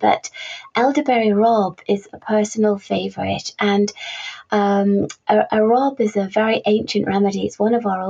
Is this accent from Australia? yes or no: no; Carlisle, North West England, United Kingdom; I was born and raised in Carlisle, which is just bordering the Lake District.